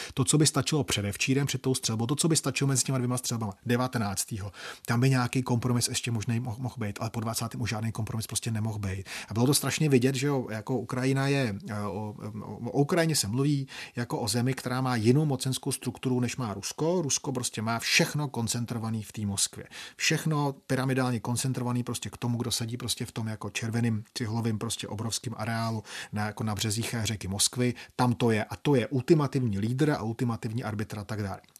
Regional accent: Czechia; mojí vlasti

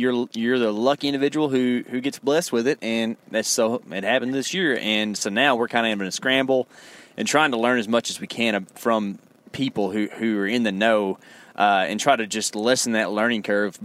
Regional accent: Texas, United States; us being from Texas

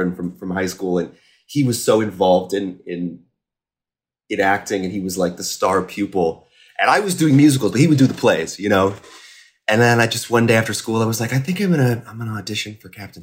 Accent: Carmel, Indiana, United States; moved away as an adult; also born or lived in Boston; I grew up in Carmel, Indiana

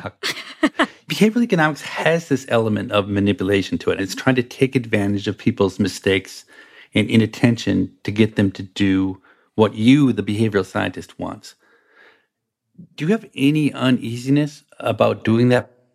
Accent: United States; I'm American

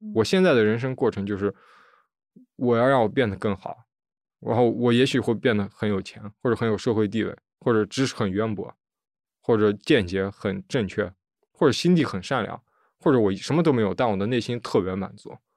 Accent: Urumqi, Xinjiang, China; first language Chinese; moved away as an adult; now in Beijing, China; 这是我家，呃，大拇指的指根，然后这是吴龙旗

